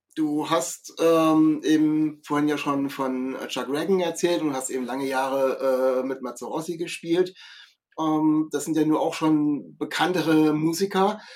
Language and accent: German; Kassel, Hesse, Germany; ich komme aus Kassel